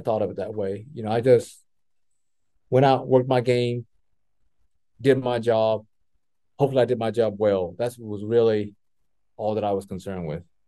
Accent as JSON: {"language": "English", "region": "Texas", "country": "United States", "tie": "born or raised there", "said": "growing up in Texas, that's always on TV was the Cowboys"}